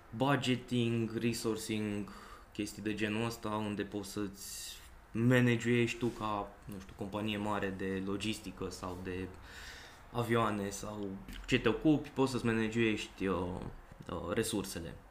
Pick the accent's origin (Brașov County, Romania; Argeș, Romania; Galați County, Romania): Brașov County, Romania; Brașov; now in Cluj-Napoca, Romania; sunt din Brașov